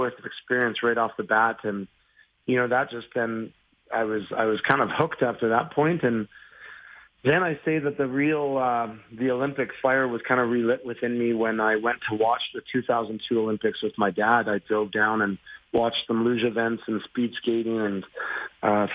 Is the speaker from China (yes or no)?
no; Calgary, Alberta, Canada; Calgary's my hometown